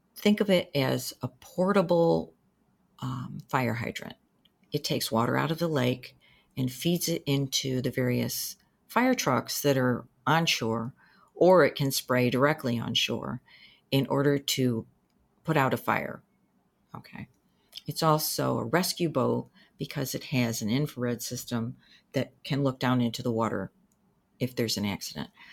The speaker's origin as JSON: {"language": "English", "town": "Danbury", "region": "Connecticut", "country": "United States", "tie": "born or raised there", "also_born_or_lived": "New Hampshire", "moved": "as an adult", "said": "I was born in Danbury, Connecticut. I went through most of my schooling there"}